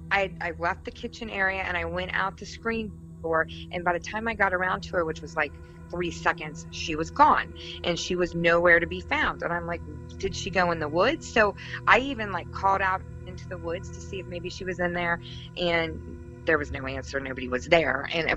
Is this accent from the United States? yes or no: yes; Ohio, United States; I'm from Ohio